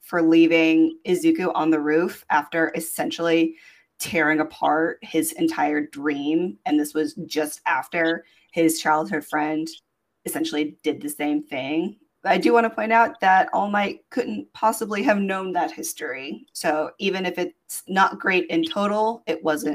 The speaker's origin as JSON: {"language": "English", "country": "United States", "said": "I guess I'm just coming from the American standpoint of it"}